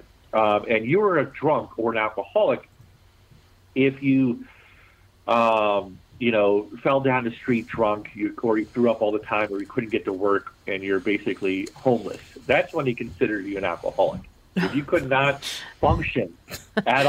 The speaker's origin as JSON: {"language": "English", "town": "Baltimore", "region": "Maryland", "country": "United States", "tie": "born or raised there", "accent": "Baltimore", "said": "it is my hometown. I was born and raised in Baltimore City"}